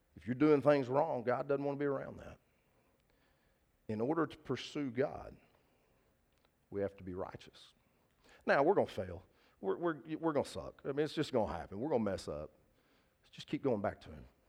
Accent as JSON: {"language": "English", "town": "Linden", "region": "Texas", "country": "United States", "tie": "born or raised there", "said": "First Baptist Church Linden, where I grew up as a kid. That's the church I went to."}